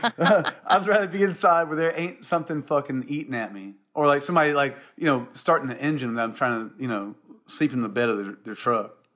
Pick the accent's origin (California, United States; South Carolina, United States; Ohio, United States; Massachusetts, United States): South Carolina, United States; born or raised there; moved away as an adult; also born or lived in Columbia, South Carolina / Charleston, South Carolina / Seattle